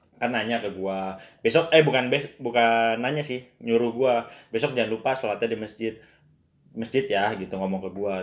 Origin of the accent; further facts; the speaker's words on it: Bogor, West Java, Indonesia; gua kan orang Bogor aslinya